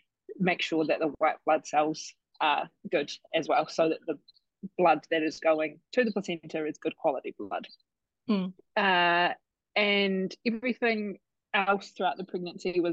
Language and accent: English; Christchurch, Canterbury, New Zealand; also born or lived in Canada; now in Tauranga, New Zealand; I'm originally from Christchurch, but living in Tauranga with my fiance, Brad.